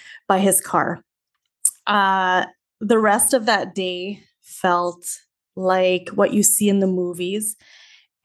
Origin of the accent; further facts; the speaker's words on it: Canada; also born or lived in Saskatchewan; I am from Canada. I live in the Canadian prairies in the province of Saskatchewan